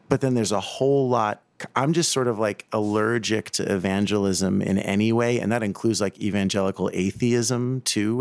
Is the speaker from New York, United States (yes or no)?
yes; New York City, New York, United States; I grew up in South Brooklyn and Staten Island